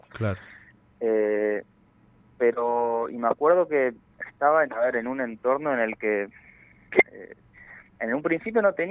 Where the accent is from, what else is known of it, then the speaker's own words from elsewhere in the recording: Corrientes, Argentina; moved away as an adult; also born or lived in Buenos Aires; Sí, yo nací en Corrientes, pero a los 19 años, tengo 31